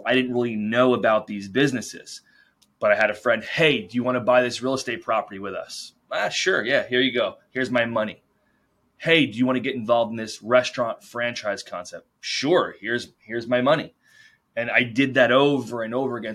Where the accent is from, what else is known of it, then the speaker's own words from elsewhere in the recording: New York, United States; We, we grew up in New York